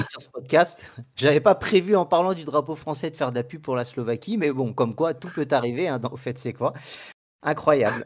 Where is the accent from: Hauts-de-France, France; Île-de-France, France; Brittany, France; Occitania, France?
Île-de-France, France; Paris; en tant que parisien